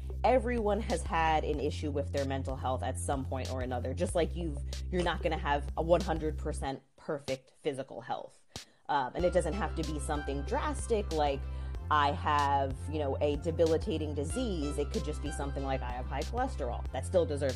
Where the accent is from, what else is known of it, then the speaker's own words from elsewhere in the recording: New York City, New York, United States; I am born and raised in the Bronx. I still live here, so I haven't left.